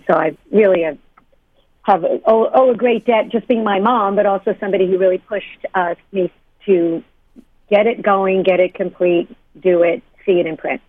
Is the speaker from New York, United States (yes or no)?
yes; New York, United States; moved away; I came from New York, and um, back in when I grew up, uh, first of all, in New York